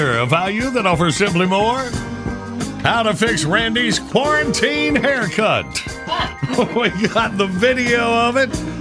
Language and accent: English; Graham, North Carolina, United States; From Graham, North Carolina, that is my hometown